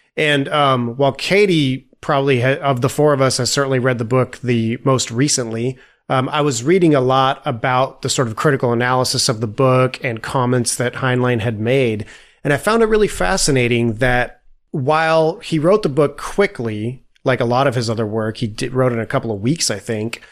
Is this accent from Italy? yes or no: yes; Italy; moved away; I grew up in Italy